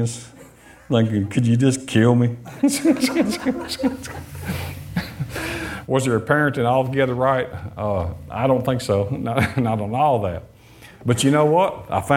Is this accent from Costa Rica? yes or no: no; Detroit, Michigan, United States; I was born in Detroit